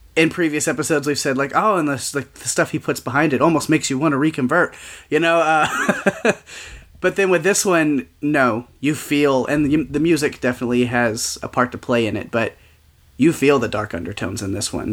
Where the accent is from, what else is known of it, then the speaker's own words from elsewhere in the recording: the South, United States; growing up in the South and evangelical stuff